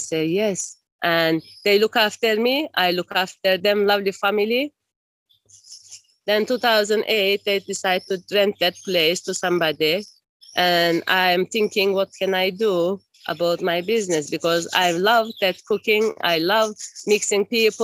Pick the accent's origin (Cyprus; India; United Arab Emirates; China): Cyprus; Esentepe; also born or lived in Turkey / Nicosia; When I was 1 year old, my family moved to Cyprus and we're living in Esentepe nearly 46 years. And I go to school from here